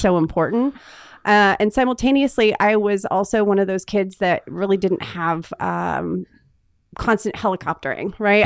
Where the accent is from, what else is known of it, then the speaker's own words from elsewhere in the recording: Northern California, United States; think of Sacramento and the Oregon border, and I'm halfway in between